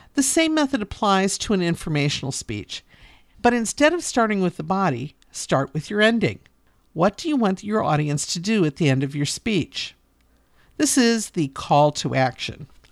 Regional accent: Northeastern Ohio, United States; I'm from Northeastern Ohio, District 10

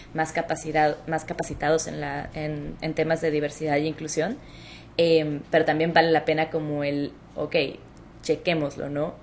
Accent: Hermosillo, Sonora, Mexico; moved away as an adult; also born or lived in Mexico City; now in Chicago, United States; yo soy mexicana, soy del norte de México, de Hermosillo, Sonora, eh, un lugar que no mucha gente conoce, pero del cual somos súper orgullosos

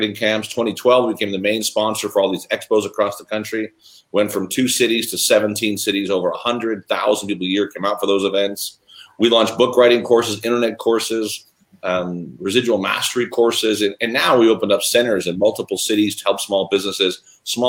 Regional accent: Chicago, Illinois, United States; I was born and raised in Chicago

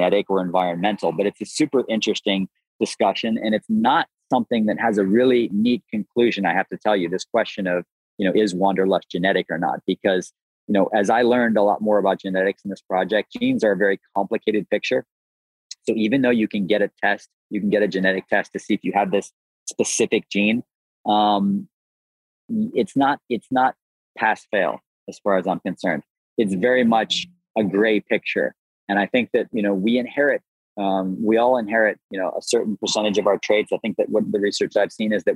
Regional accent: Buffalo, New York, United States; I grew up in the Great Lakes region. I grew up in Buffalo

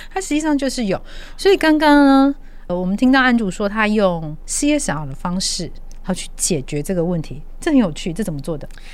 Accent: Taiwan; 我们只要是在台湾长大、度过童年的人

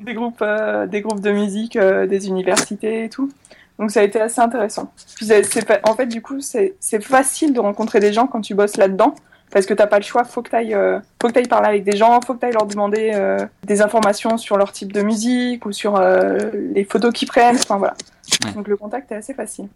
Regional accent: France; also born or lived in Chile; tout le monde savait que j'étais française

